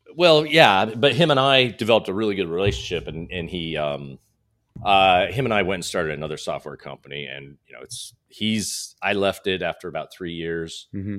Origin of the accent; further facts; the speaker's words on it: Utah, United States; moved away as an adult; also born or lived in Southern California; now in Scottsdale, United States; I was raised in Utah